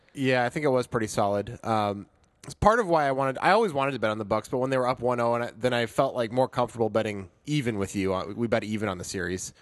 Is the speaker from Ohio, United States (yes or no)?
no; Chicago, Illinois, United States; I'm, of course, from Chicago